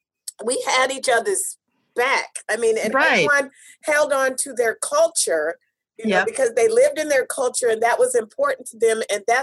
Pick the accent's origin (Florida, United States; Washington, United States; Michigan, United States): Washington, United States; Clover Park School District; we grew up in the Clover Park School District.